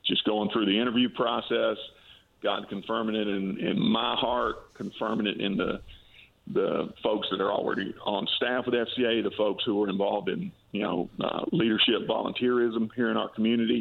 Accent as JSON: {"language": "English", "town": "Valdosta", "region": "Georgia", "country": "United States", "tie": "born or raised there", "lives_now": "Warner Robins, United States", "said": "I have incredibly fond memories of growing up in South Georgia"}